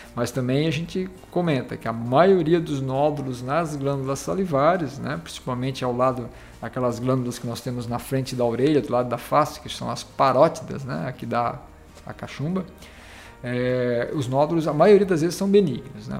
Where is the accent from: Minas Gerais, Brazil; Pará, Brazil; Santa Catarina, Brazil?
Santa Catarina, Brazil; Laguna; also born or lived in São Paulo; now in Tubarão, Brazil; na verdade eu sou natural aqui do município de Laguna